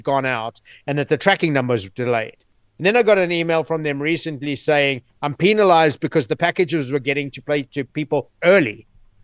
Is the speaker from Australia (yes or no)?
no; South Africa; also born or lived in New York City; now in United States; I grew up in South Africa